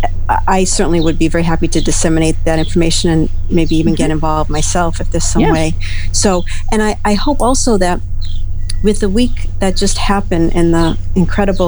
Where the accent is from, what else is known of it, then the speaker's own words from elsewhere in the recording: Massachusetts, United States; I'm from Massachusetts